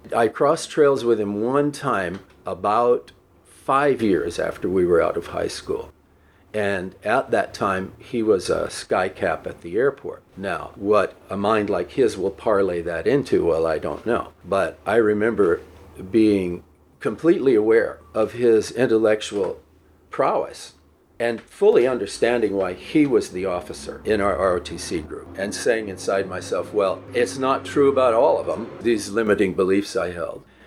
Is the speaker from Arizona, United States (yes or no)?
no; El Paso, Texas, United States; also born or lived in New York / New Jersey; I grew up in El Paso